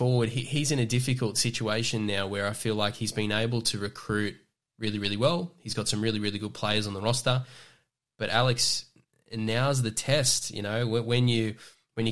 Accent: Newcastle, New South Wales, Australia; I'm from Newcastle in the Hunter

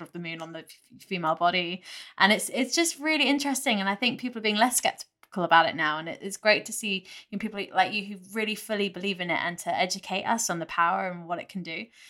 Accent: United Kingdom; being British

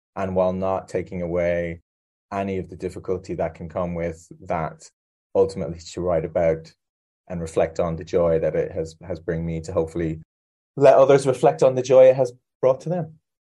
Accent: Ireland; moved away; I'm also Irish

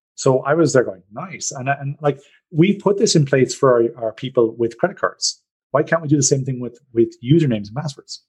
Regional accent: Ireland; now in Norway; I know I'm Irish

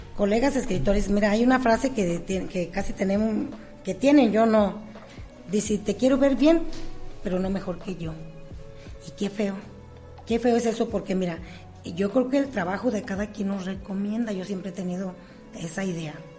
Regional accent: La Piedad, Michoacán, Mexico; la piedad Michoacán, porque es mi tierra

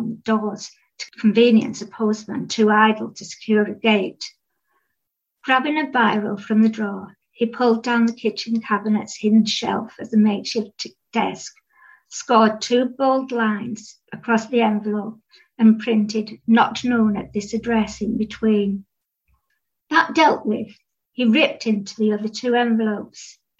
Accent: North West England, United Kingdom; accent: Cumbrian; it sort of has its own culture and accent, which is I've kept a bit of, but it's my accent's changed a bit, and dialect, and I quite liked being able to put a bit of Cumbrian dialect words into the novel

